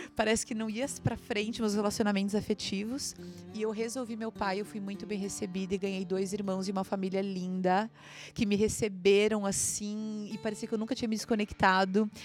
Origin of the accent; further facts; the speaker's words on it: Santa Catarina, Brazil; also born or lived in Santo Ângelo, Rio Grande do Sul / Florianópolis; eu passei minha infância aqui em Santo Ângelo na região das Missões. A minha avó vive aqui. Eu sou de Santa Catarina, tenho 31 anos.